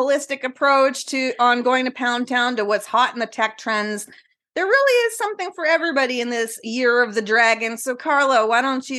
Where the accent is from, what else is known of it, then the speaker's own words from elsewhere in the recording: Canada; also born or lived in northern British Columbia; now in British Columbia, Canada; we're true Canadians